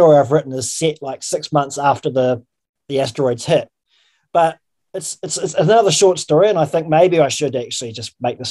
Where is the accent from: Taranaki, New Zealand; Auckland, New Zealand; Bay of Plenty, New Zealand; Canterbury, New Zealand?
Canterbury, New Zealand; an hour out of Christchurch; growing up in New Zealand, and I grew up in the country, like in a an hour out of the Christchurch, which is, you know, the biggest city in the South Island